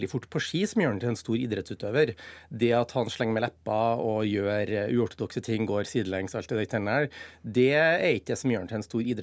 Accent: Trøndelag, Norway; Trønder og, og journalist

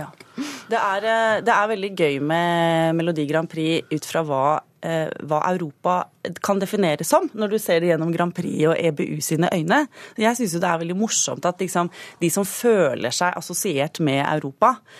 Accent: Akershus, Norway; en jente fra eh, Røkla, altså Akershus

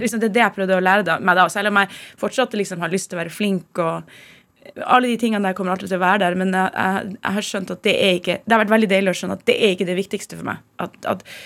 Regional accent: Tromsø, Troms, Norway; moved away; Jeg vokste opp i Tromsø

